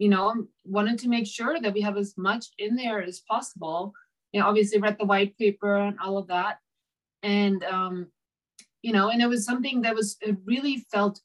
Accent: Germany; moved away as an adult; now in United States; I'm originally from Germany

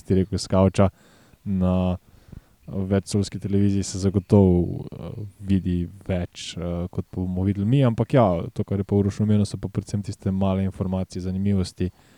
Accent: Slovenia; Slovenci smo

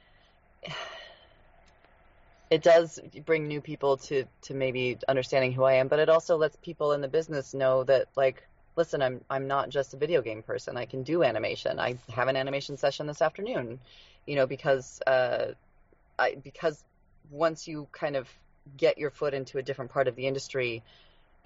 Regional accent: Idaho, United States; moved away; I grew up in Idaho, which is a really small state, population-wise

